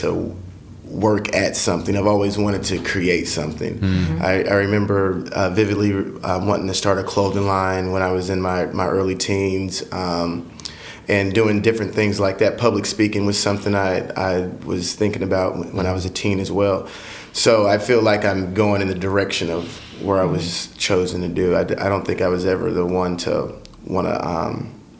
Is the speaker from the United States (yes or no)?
yes; Marion, Illinois, United States; also born or lived in Atlanta, Georgia; In Marion, born and raised in Marion. I lived here pretty much all my life